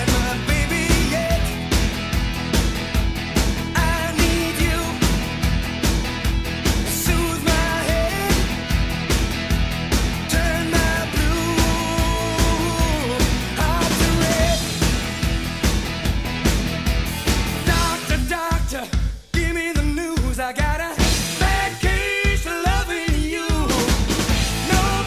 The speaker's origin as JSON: {"language": "English", "region": "California", "country": "United States", "tie": "born or raised there", "said": "as a kid growing up in California"}